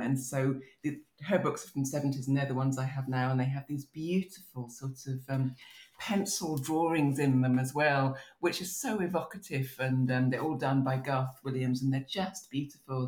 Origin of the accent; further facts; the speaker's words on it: Maidstone, South East England, United Kingdom; moved away; also born or lived in United States; I'm growing up in Kent